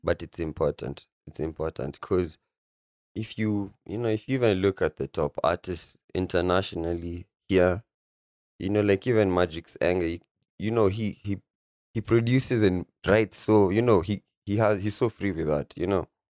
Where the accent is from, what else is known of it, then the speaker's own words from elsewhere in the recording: Nairobi, Kenya; also born or lived in Isiolo; I'm from Nairobi, Lang'ata, Nairobi.